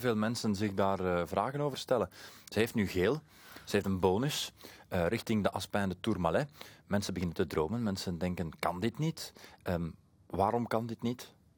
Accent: Flemings, Flanders, Belgium; voor ons als Vlamingen

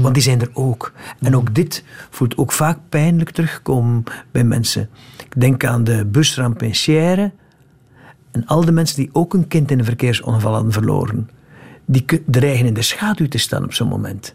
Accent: West Flanders, Belgium; in West-Vlaanderen, van waar ik kom

